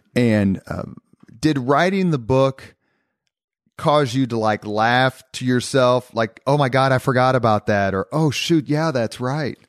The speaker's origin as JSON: {"language": "English", "town": "Indianapolis", "region": "Indiana", "country": "United States", "tie": "born or raised there", "said": "growing up in Indianapolis"}